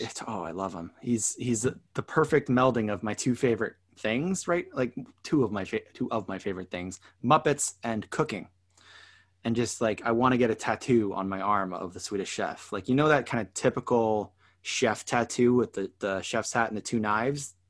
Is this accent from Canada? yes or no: yes; Canada; now in Toronto, Canada; being a Canadian